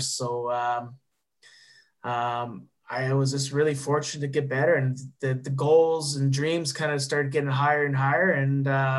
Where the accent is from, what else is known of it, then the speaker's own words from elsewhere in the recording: Neepawa, Manitoba, Canada; moved away; we still have a junior A club in my hometown.